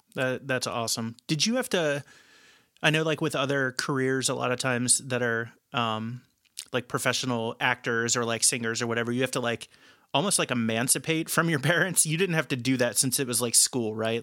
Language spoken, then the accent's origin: English; Dearborn County, Indiana, United States; moved away as an adult; now in Chicago, United States; I was born in Dearborn County Hospital um, and grew up about 20 minutes away from Lawrenceburg my most of my entire life